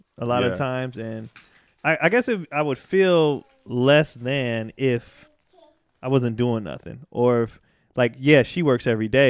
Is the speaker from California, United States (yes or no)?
yes; Antioch, California, United States; also born or lived in Pittsburg, California; I did first through fifth grade in Pittsburgh and then sixth through high school in Antioch. So I just say I'm from Antioch